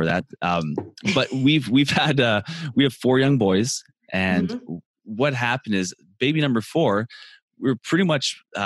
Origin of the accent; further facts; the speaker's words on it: Canada; I'm Canadian